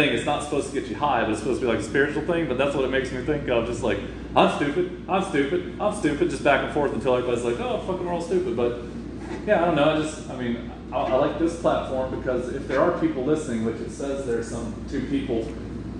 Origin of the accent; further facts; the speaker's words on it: Florida, United States; I grew up in what they call the scrub oaks in Florida